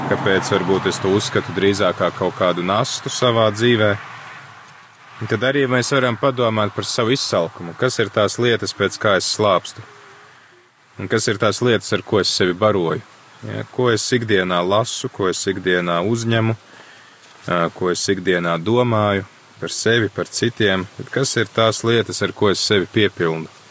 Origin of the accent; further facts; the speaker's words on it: Latgale, Latvia; kad es piedzimu, es piedzimu Latgalē.